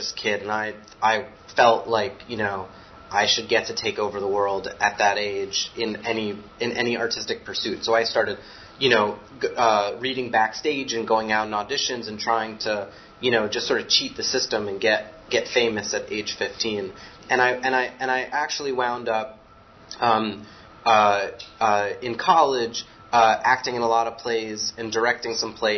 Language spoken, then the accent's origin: English; Westchester, New York, United States; I grew up in Westchester, like an hour north of New York City